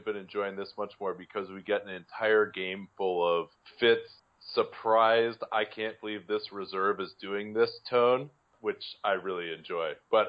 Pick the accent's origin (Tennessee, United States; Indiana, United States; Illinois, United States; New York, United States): Illinois, United States; Chicago; as a Chicagoan